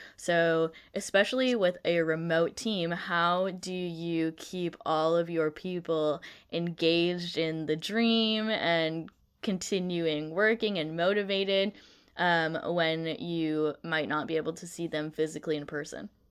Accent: Canada; moved away as an adult; also born or lived in Vancouver, BC; now in Netherlands; I'm from Canada

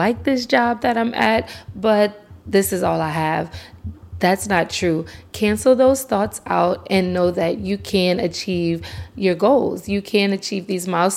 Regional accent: Lafayette, Louisiana, United States; the Festival International, which is local in my hometown

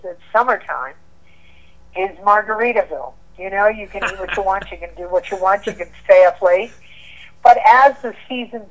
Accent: near the Great Lakes, Midwest, United States; also born or lived in Santa Barbara, California; now in Santa Fe, United States; I grew up in the Midwest. I grew up near the Great Lakes, and we had defined seasons

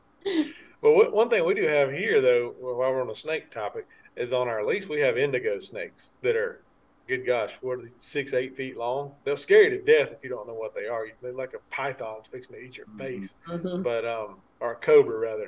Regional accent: the South, United States; growing up in the South, Kevin and I both

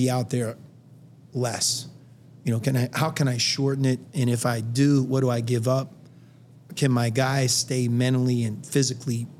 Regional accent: Western Pennsylvania, United States; I'm from Western Pennsylvania. If you grow up there without us even realizing it, they wire you to love the NFL

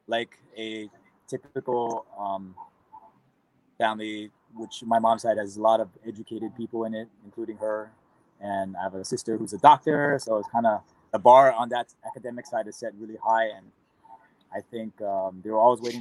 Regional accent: Aiea, Hawaii, United States; I grew up in Oahu, in Hawaii, a city named Aiea, which is fairly close to Pearl Harbor.

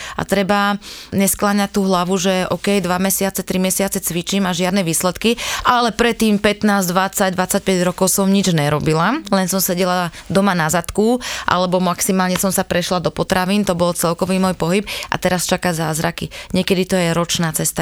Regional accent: Malacky, Bratislava Region, Slovakia; u nás v Malackách

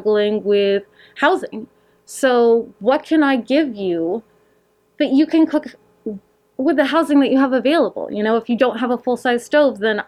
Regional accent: Rutland, Vermont, United States; also born or lived in Florida / Mendon, Vermont; I grew up in Rutland City

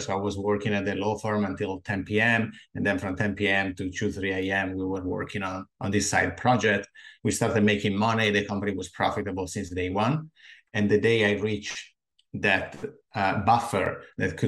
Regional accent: Italy; English is a second language; moved away as an adult; now in United States; As you can guess from my accent, I'm originally from Italy, but I moved to the US around 11 years ago.

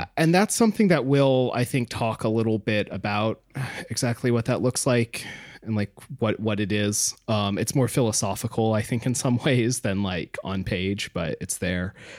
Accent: United States; as an American

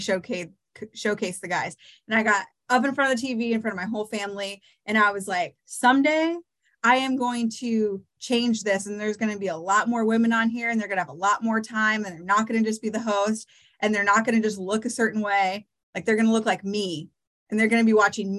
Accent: Eastern Iowa, United States; I'm born and raised in Eastern Iowa

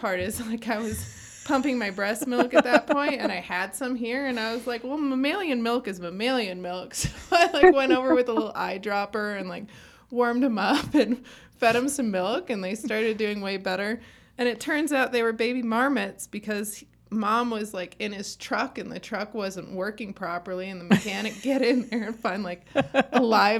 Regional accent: South Hadley, Massachusetts, United States; I grew up in Little South Hadley, Massachusetts.

